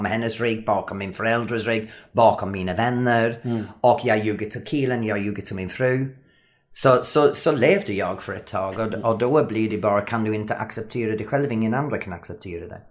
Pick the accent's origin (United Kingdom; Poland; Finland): United Kingdom; England; Swedish is a second language; moved away as an adult; now in Sweden; Jag som engelsman har haft så svårt att lära mig svenska